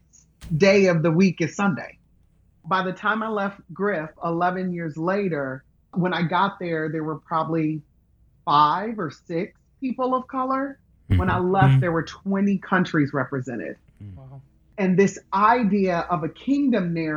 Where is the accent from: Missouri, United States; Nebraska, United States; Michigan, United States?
Michigan, United States; Grand Rapids; moved away as an adult; also born or lived in Memphis, Tennessee; I grew up in Grand Rapids, Michigan.